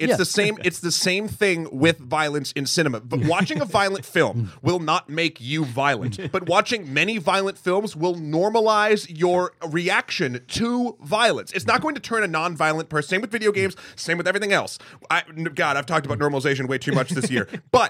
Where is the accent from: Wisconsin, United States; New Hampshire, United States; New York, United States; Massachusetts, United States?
New Hampshire, United States; I am from New Hampshire.